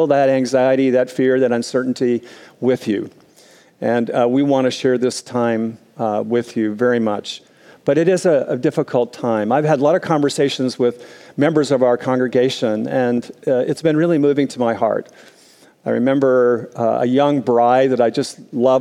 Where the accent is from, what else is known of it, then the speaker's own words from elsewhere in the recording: Minnesota, United States; as a kid growing up in Minnesota, I experienced lots of snow days